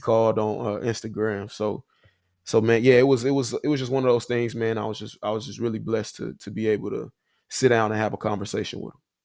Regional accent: Huntsville, Alabama, United States; moved away as an adult; also born or lived in Nashville, Tennessee / Chicago; I'm from Huntsville, Alabama. Uh grew up there, you know, my whole life

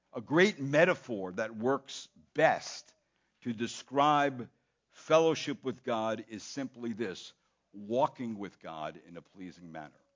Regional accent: United States; being an American in the American culture

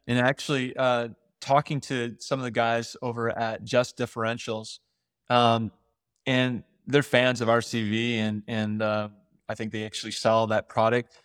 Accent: United States; when you show up in Africa as an American or someone from the West

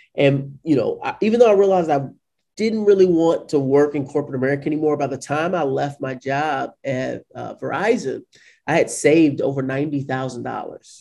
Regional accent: St. Louis, Missouri, United States; also born or lived in Washington, D.C.; I was born and raised in St. Louis, Missouri.

